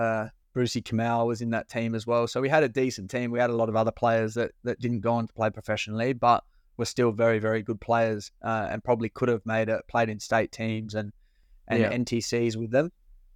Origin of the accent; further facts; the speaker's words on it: Adelaide, South Australia, Australia; also born or lived in West Beach; We're both, you know, two young boys coming from Adelaide, growing up in the Western suburbs.